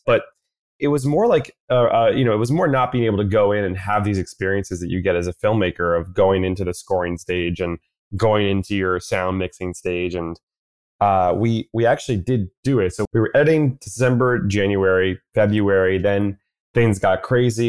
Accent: New York City, New York, United States; I'm born and raised in New York City

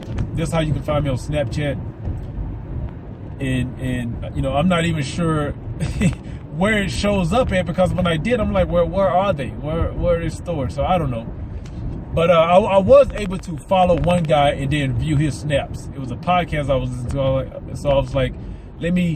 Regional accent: the South, United States; I'm from the South, so I got some Southerners to me

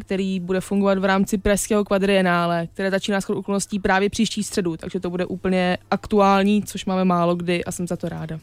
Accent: Czechia; já jsem Češka z obou stran

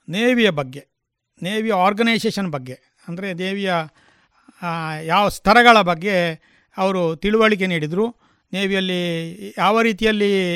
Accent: Puttur, Karnataka, India; also born or lived in Manila, Punacha village, Bantwal taluk; ನನ್ನ ಹುಟ್ಟಿದ ಸ್ಥಳ ಬಂಟ್ವಾಳ ತಾಲೂಕಿನ ಪುಣಚ ಗ್ರಾಮದ ಮಣಿಲ ಎಂಬಲ್ಲಿ ಬಾಲ್ಯ ಮತ್ತು ವಿದ್ಯಾಭ್ಯಾಸದ ಸ್ಥಳ ಪುತ್ತೂರು

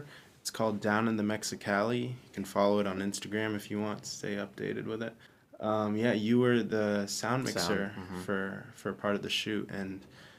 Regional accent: Dubai, United Arab Emirates; moved away as an adult; also born or lived in Arizona, United States / Texas, United States; now in Orange County, United States; I was born in Arizona. And then I lived in Texas for a little bit as a kid, and then I moved to Dubai when I was 8. Mm-hmm. I lived there most of my life till I was 18.

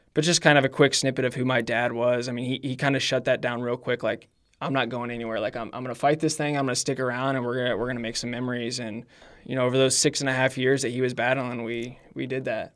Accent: Brownsburg, Indiana, United States; I grew up in Brownsburg, Indiana. Um, basically born and raised there, lived in the same house for twenty-six

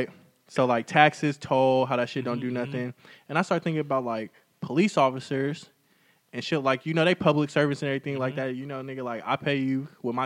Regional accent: Fairfield, California, United States; I'm from the Bay, Fairfield.

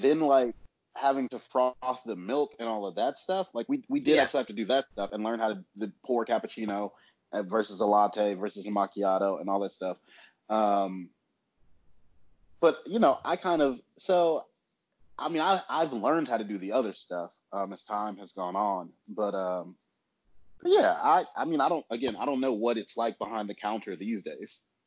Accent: Huntsville, Alabama, United States; moved away as an adult; now in Birmingham, United States; now I'm in Huntsville, which is my hometown

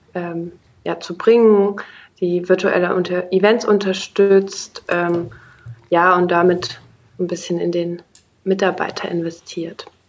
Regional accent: Bonn, North Rhine-Westphalia, Germany; moved away as an adult; now in Berlin, Germany; aufgewachsen in Bonn, studiert hauptsächlich im Ausland

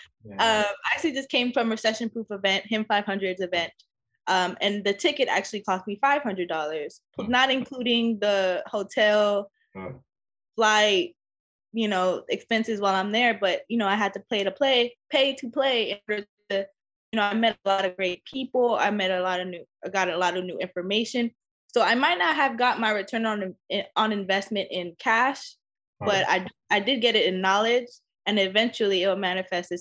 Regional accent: Los Angeles, California, United States; LA will always be my home. It's where I grew up

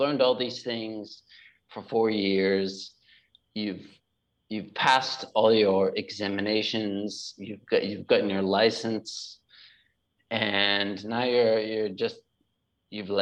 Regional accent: just outside of Boston, Massachusetts, United States; moved away as an adult; also born or lived in California; now in Bali, Indonesia; I'm from northeast part of the US, just outside of Boston, Massachusetts

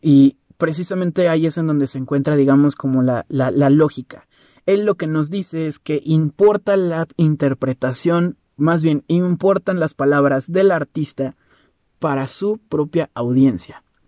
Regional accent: Mexico; Yo como mexicano

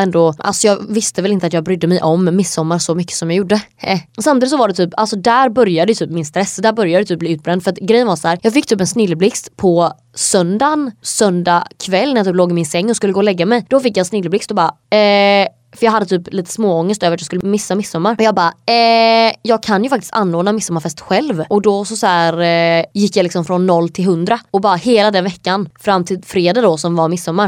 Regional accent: Sweden; moved away as an adult; now in Hungary; när jag bodde hemma i Sverige

